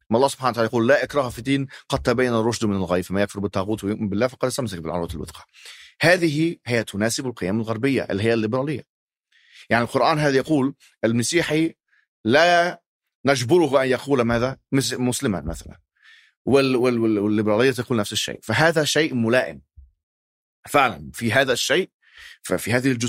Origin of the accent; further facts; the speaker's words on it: Alexandria, Alexandria Governorate, Egypt; انا ذهبت الى الاسكندريه انا من الاسكندريه اصلا يعني في مصر